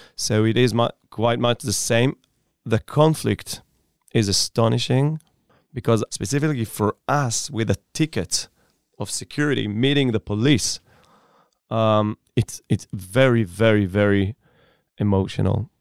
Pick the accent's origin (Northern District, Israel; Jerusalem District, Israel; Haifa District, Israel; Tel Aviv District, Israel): Northern District, Israel; Upper Galilee, near Safed; Born and raised in Upper Galilei, Ospina, uh, next to the city of Tzfat.